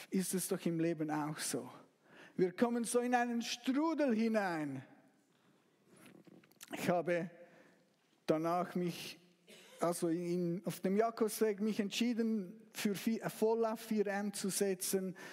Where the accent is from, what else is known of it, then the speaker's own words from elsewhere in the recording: Zug, Switzerland; Ich, ich, ich komme aus Zug und Zug wurde letztes Jahr Meister. Ich war nicht dabei, aber ich habe es fast bis zu mir nach Hause gehört.